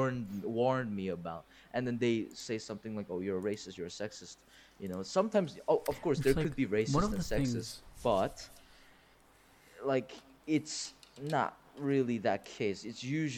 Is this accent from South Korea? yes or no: yes; South Korea; English is a second language; also born or lived in United States; now in United Arab Emirates; I am Korean, South Korean.